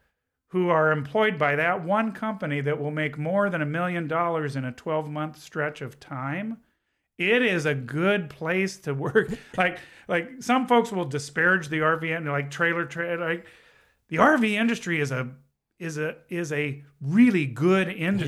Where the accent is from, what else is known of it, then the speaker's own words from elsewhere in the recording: Southern California, United States; now in Elkhart County, United States; I grew up in Southern California